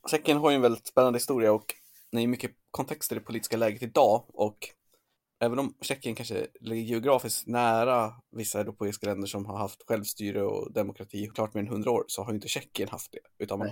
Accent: Sweden; som svensk

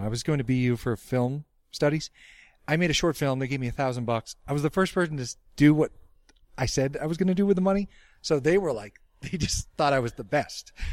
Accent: Dedham, Massachusetts, United States; my hometown of Dedham, Mass.

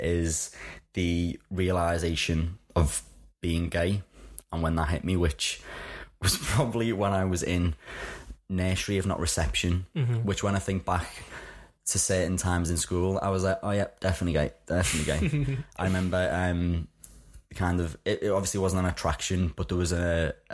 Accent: Liverpool, North West England, United Kingdom; I was brought up in Liverpool, in case anyone hadn't clicked on the accent just yet.

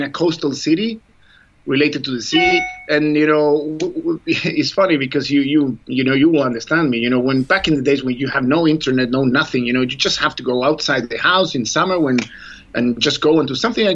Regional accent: Chile; moved away as an adult; I was coming from Chile

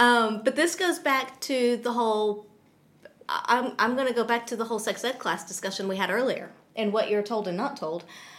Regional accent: the South, United States; more recently I was raised in the South, and it was, you know, a very religious area.

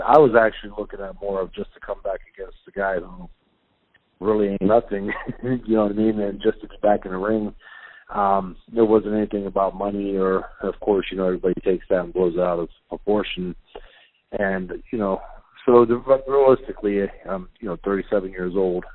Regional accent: Youngstown, Ohio, United States; I have a fitness gym outside of my hometown

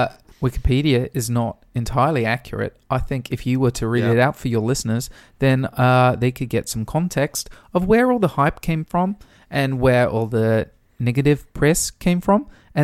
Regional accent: Swindon, South West England, United Kingdom; if you could tell me why you insist on thinking that I'm from New Zealand when I have told you multiple times that I am from Swindon.

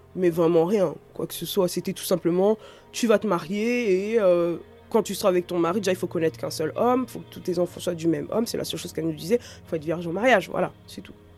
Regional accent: France; je suis née ici, je suis née en France, euh, j'ai grandi ici

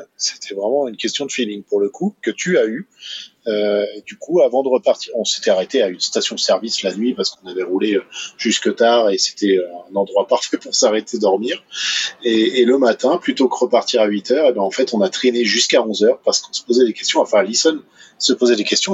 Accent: France; moved away; chez nous en France

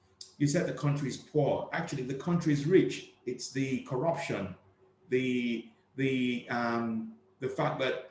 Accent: Nigeria; Originally, I'm from Nigeria. I was, you know, a Nigerian

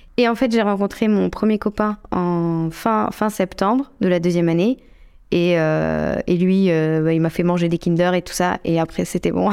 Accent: La Rochelle, Nouvelle-Aquitaine, France; moved away as an adult; also born or lived in Lyon; now in Brest, France; je suis née et j'ai grandi à La Rochelle.

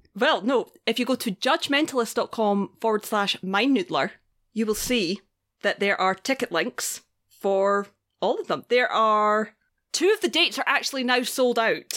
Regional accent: Scotland, United Kingdom; I am Scottish

